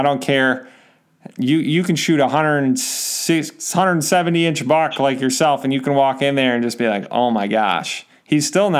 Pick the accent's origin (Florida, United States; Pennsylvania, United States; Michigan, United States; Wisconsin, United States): Michigan, United States; I'm from Michigan.